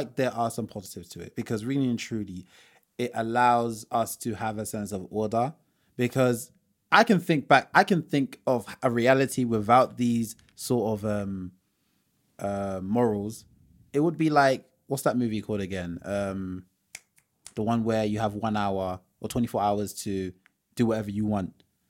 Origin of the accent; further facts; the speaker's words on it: Nigeria; So for example, so say as Yoruba people, Yoruba tribe, we're proud people.